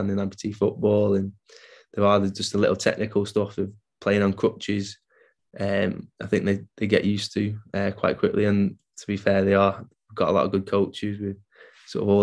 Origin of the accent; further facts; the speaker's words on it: Isle of Man; I grew up on the Isle of Man